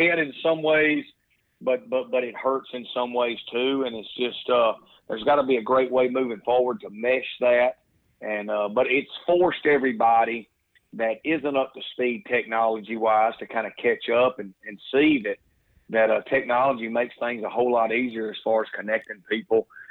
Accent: Mississippi, United States; moved away as an adult; now in New Orleans, United States; I grew up in Mississippi, the son of a coach

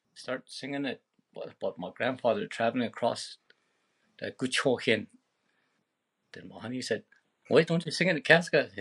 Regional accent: between Pelly Lakes and Fortin Lakes, Yukon, Canada; born underneath a tree way out on the land between Pelly Lakes and Fortin Lakes.

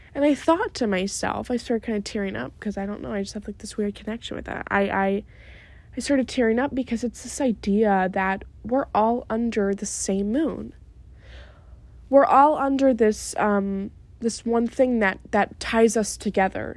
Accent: New York, United States; When I was little, growing up in New York

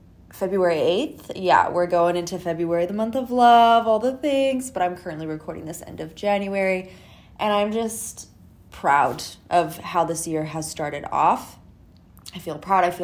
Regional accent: Canada; I'm from Canada

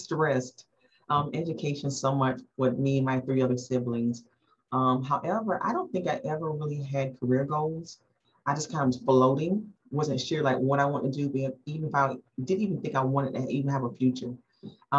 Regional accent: South Carolina, United States; moved away as an adult; also born or lived in Baltimore, Maryland; now in Durham, United States; born in Baltimore, Maryland, mom was in the military, eventually got rerouted back to South Carolina, where the majority of my family was located at, grew up in South Carolina, spent basically all my life there

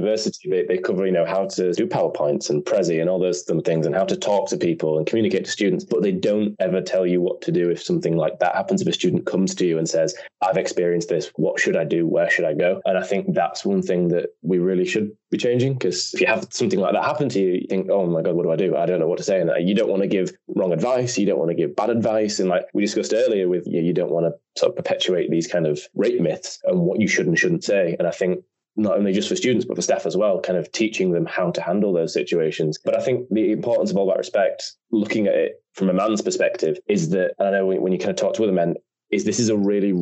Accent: United Kingdom; as British people generally we're very prudish

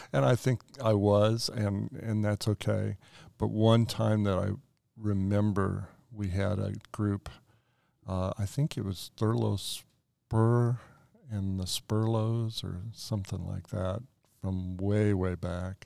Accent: Colorado Springs, Colorado, United States; also born or lived in Black Forest, Colorado; I grew up in Colorado Springs

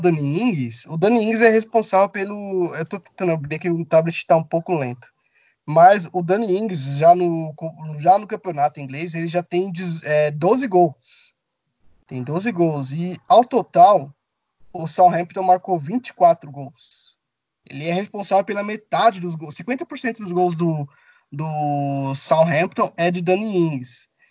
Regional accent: Brazil; Eu sou brasileiro

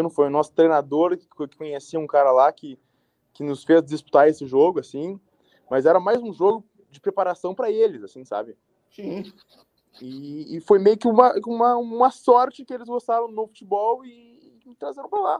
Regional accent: Montreal, Quebec, Canada; born there; also born or lived in Porto Alegre, Brazil; now in Trois-Rivières, Canada; Nasci em Montreal, fui para Porto Alegre, voltei para Montreal e daí vim para Trois Rivières.

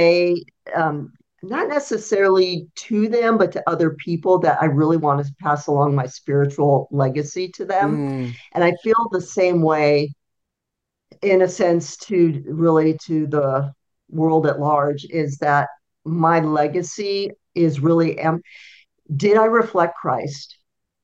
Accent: Southern California, United States; moved away; I grew up in Southern California

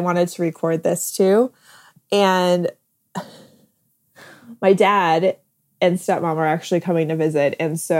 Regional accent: Midwest, United States; I grew up in the Midwest

